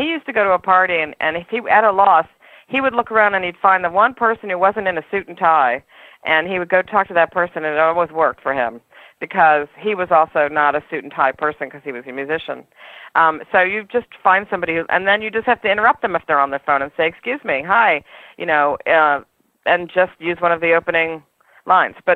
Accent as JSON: {"language": "English", "town": "New York City", "region": "New York", "country": "United States", "said": "I'm a New Yorker, and this is one of the things that we I think that is wonderful about being in New York"}